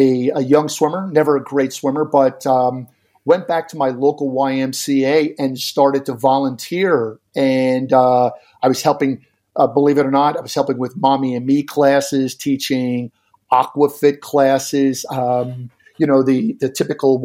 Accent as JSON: {"language": "English", "area": "Jersey Shore", "region": "New Jersey", "country": "United States", "tie": "born or raised there", "moved": "yes", "lives_now": "Arizona, United States", "said": "I've coached high school programs on the New Jersey Shore, where I grew up on the Jersey Shore."}